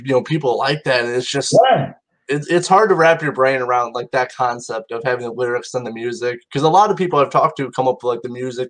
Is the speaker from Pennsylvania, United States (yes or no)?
no; Mishawaka, Indiana, United States; you guys are going to be in my hometown, Mishawaka, Indiana